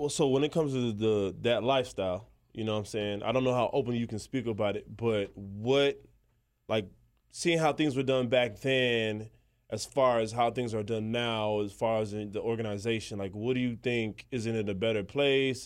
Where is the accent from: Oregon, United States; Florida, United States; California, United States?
Florida, United States; Miami; I'm from Miami.